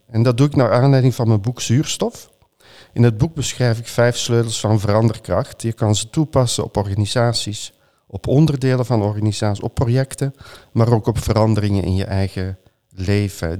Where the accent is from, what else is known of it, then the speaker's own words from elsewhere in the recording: Flanders, Belgium; mijn geboorteland